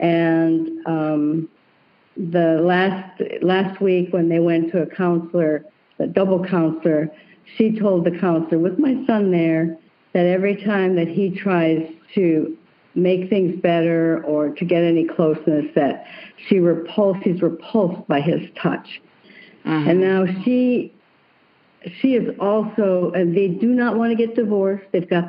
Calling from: Seattle, Washington, United States

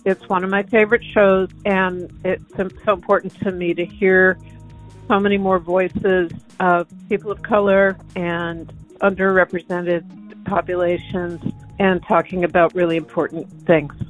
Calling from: Somerset, Kentucky, United States; I'm calling from Somerset, Kentucky

